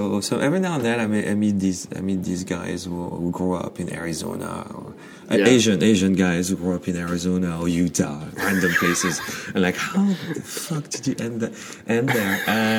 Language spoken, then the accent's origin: English; Brittany, France; moved away as an adult; also born or lived in Paris, France / South Korea; now in New York, United States; I grew up in France. Okay. In northwestern France.